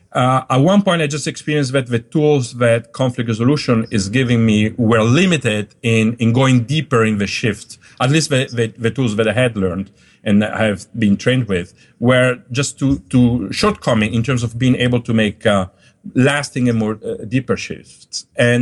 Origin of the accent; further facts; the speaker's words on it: Dolomites, Italy; also born or lived in Germany / Switzerland / Colombia; now in United States; So Sicily is very different from my hometown in Dolomites, in the Alps, right?